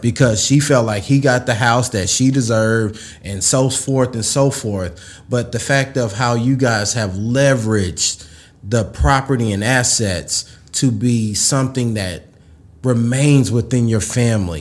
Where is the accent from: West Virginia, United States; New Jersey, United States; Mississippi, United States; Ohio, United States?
Mississippi, United States; I was a kid from Mississippi